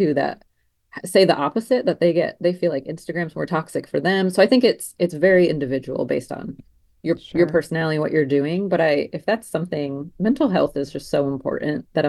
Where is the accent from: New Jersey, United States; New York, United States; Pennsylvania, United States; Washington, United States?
New Jersey, United States; moved away as an adult; now in Charleston, United States; born and raised in New Jersey.